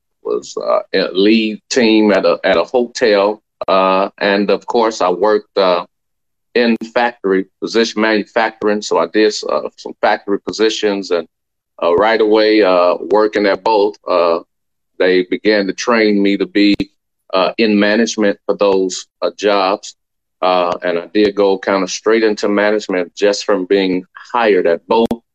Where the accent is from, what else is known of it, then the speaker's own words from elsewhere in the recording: Chicago, Illinois, United States; moved away as an adult; also born or lived in St. Louis, Missouri; I'm from Chicago, Illinois. I was born and raised there, and that's my city.